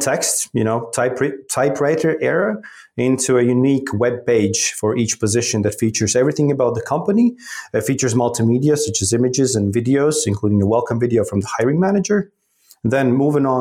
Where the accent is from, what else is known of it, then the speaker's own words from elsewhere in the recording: Riga, Latvia; moved away as an adult; also born or lived in Philadelphia, United States / New York, United States / West Africa / Middle East; Born and raised in Riga, Latvia